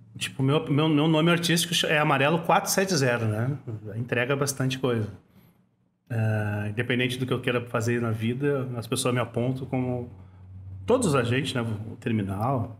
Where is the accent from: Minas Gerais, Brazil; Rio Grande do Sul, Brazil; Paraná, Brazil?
Rio Grande do Sul, Brazil; Porto Alegre; Nasci na Bom Jesus, nasci na PUC, né? Moro na Bom Jesus há 46 anos